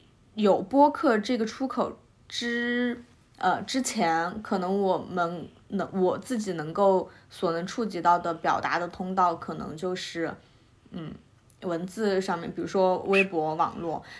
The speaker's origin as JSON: {"language": "Chinese", "region": "Sichuan", "country": "China", "moved": "yes", "lives_now": "Beijing, China", "said": "我是南方人，四川人。"}